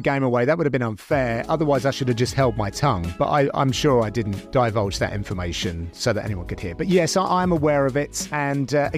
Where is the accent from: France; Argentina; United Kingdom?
United Kingdom; as a Brit